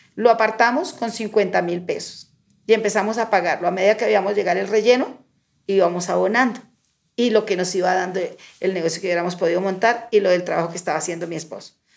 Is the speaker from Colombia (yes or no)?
yes; Pauna, Boyacá, Colombia; moved away as an adult; now in Bogotá, Colombia; hija de Boyacá, uno de los mejores departamentos de Colombia. Eh, soy hija de Cándido y Elena, dos campesinos en el municipio de Pauna, Boyacá